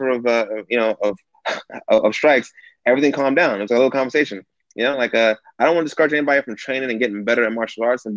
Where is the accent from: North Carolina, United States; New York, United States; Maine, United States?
New York, United States; New York City; now in Southern California, United States; I grew up in Bed-Stuy in the 90s